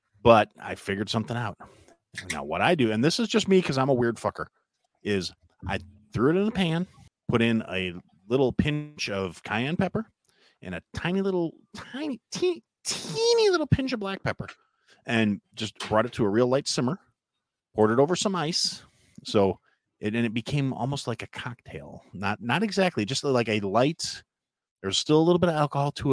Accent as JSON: {"language": "English", "region": "Wisconsin", "country": "United States", "said": "I'm from Wisconsin"}